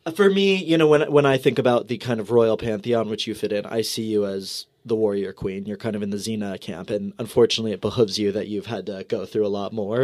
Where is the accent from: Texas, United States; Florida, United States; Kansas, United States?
Texas, United States; moved away; I'm from Texas.